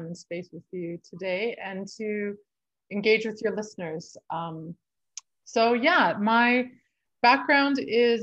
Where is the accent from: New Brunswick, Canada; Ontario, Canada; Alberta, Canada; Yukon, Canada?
Alberta, Canada; Sherwood Park; now in Fernie, Canada; I grew up in just outside of Edmonton, Alberta, in Sherwood Park, but I've lived in Fernie for the last 17 years.